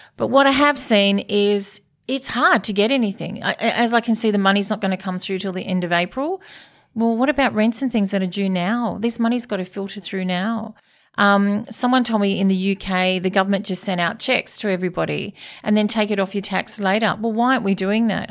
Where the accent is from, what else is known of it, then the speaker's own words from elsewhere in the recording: Sydney, New South Wales, Australia; Born and bred in Coogee